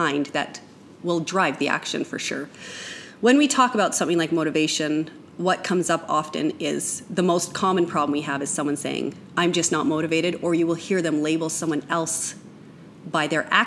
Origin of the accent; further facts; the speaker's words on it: Canada; now in United States; I am a Canadian